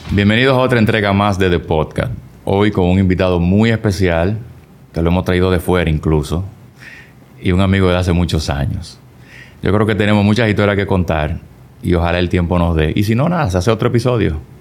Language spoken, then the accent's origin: Spanish; Dominican Republic